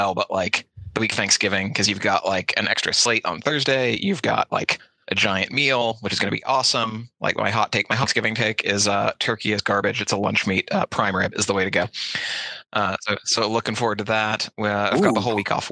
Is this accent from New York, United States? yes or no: no; Southern California, United States; I grew up in Southern California